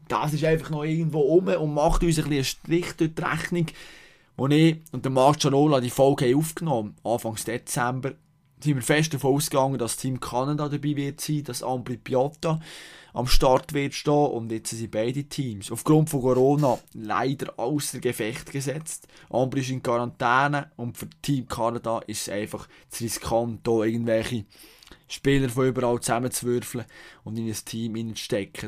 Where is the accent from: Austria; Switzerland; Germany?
Switzerland; Bern; ich als Berner